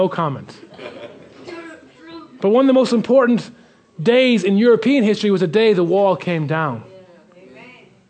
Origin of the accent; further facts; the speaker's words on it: Ireland; being Irish